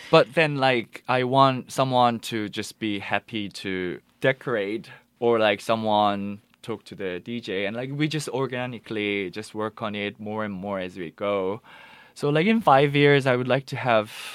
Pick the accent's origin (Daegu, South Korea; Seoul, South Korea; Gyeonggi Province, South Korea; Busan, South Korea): Busan, South Korea; moved away; I'm from Busan originally, so my parents just brought me back to Busan